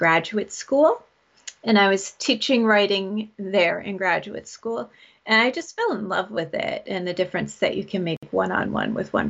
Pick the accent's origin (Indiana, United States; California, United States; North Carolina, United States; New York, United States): New York, United States; I was born in New York State, and I'm north of New York City, so I'm nowhere near the exciting part of New York. So I grew up here.